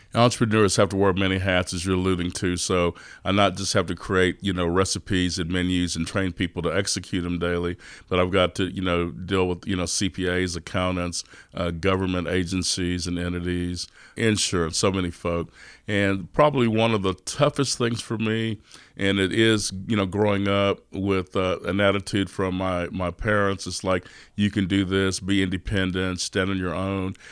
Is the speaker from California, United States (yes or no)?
no; Austin, Texas, United States; I was, uh, born and raised in East Austin